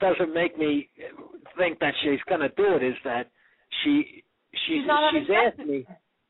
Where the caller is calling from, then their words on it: Manhattan, New York, United States; I'm out in Manhattan.